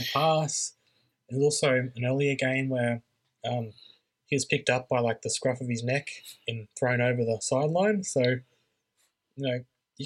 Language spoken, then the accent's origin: English; Queensland, Australia; as a Queenslander